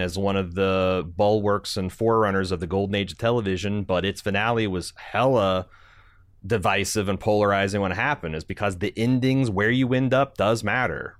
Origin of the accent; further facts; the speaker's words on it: Southern Indiana, United States; our experiences growing up in Southern Indiana